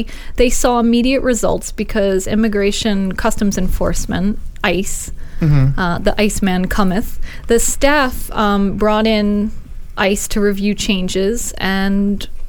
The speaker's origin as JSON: {"language": "English", "region": "New Jersey", "country": "United States", "tie": "born or raised there", "said": "New Jersey, my home state"}